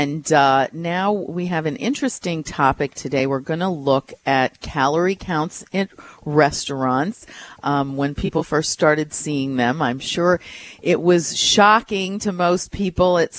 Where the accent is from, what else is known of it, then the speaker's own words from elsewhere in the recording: New York, United States; moved away; I was from New York originally. I go there a lot